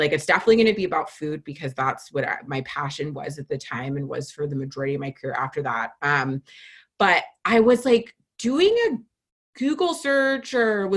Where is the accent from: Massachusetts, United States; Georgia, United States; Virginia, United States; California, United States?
California, United States; moved away as an adult; also born or lived in Minnesota; I'm from California